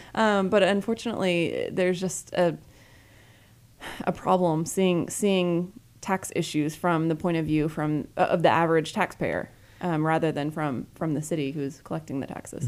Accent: Dallas, Texas, United States; also born or lived in Houston / California; I was born in Houston, grew up in Dallas, um, actually lived in California for a few years and in middle school. Got back to Texas as quickly as possible.

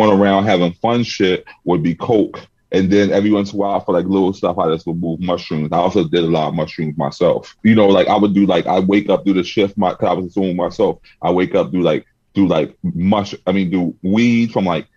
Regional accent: Philadelphia, Pennsylvania, United States; moved away as an adult; also born or lived in New York; now in Los Angeles, United States; I'm from Philly

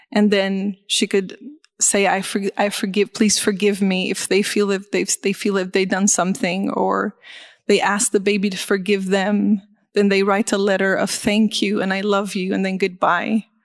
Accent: Beit Jala, West Bank, Palestine; born there; That's too loud. Um, and I was born in Beit Jala.

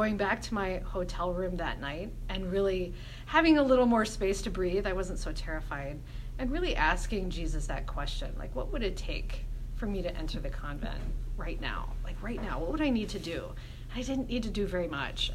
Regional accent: Houston, Texas, United States; moved away; I'm from Houston

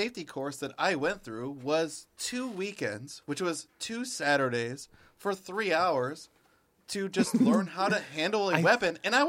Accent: Detroit, Michigan, United States; We're also from Detroit.

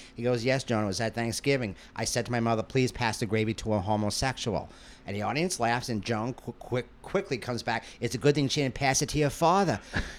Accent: Queens, New York, United States; In Ozone Park, Queens.

